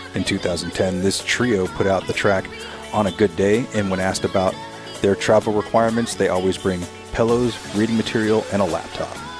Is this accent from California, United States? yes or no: yes; San Bernardino, California, United States; my hometown in San Bernardino, California